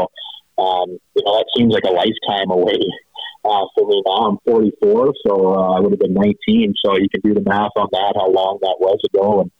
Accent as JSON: {"language": "English", "town": "Medicine Hat", "region": "Alberta", "country": "Canada", "tie": "born or raised there", "said": "schedule to go play Medicine Hat so it was quite a thing to be able to come play professional baseball in my hometown against the home team."}